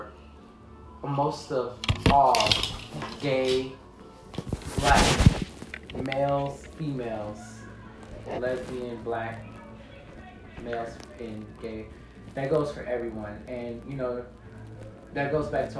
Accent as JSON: {"language": "English", "country": "United States", "said": "I'm American"}